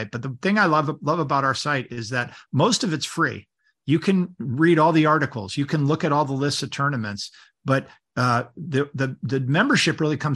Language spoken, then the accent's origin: English; Connecticut, United States; Maybe when I get back to Connecticut, that's my home state, by the way, Connecticut.